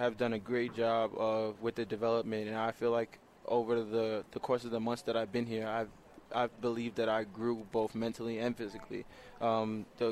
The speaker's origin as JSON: {"language": "English", "town": "New York City", "region": "New York", "country": "United States", "tie": "born or raised there", "said": "I grew up in Laurelton, New York."}